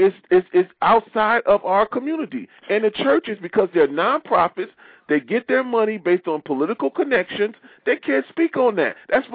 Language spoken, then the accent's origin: English; Detroit, Michigan, United States; now in Maryland, United States; I'm from Detroit.